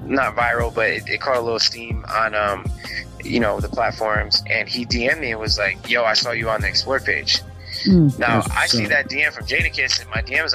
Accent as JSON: {"language": "English", "town": "New Haven", "region": "Connecticut", "country": "United States", "tie": "born or raised there", "said": "I grew up in New Haven, Connecticut"}